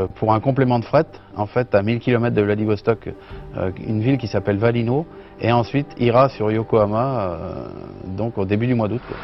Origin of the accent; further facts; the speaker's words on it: Sougy, Centre-Val de Loire, France; Je suis originaire de Beauce, donc euh, de, Sougy, quoi, dans le Loiret. Et j'ai été euh, bercé dans, l'agriculture euh, depuis tout jeune.